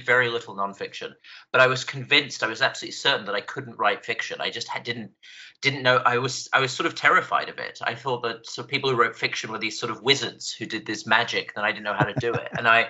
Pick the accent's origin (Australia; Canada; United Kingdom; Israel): United Kingdom; England; accent: British; also born or lived in Scotland; now in United States; I was born in Scotland. I grew up in England, and I've been in the United States for 12 years now. So my accent it's just a train wreck of different vowel sounds.